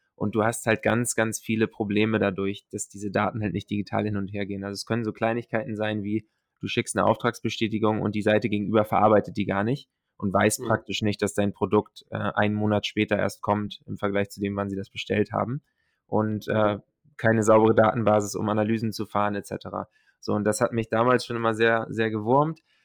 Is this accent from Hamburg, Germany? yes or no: yes; Hamburg, Germany; also born or lived in Silicon Valley, United States / North America; komme ursprünglich aus äh, der Nähe von Hamburg, bin hier aufgewachsen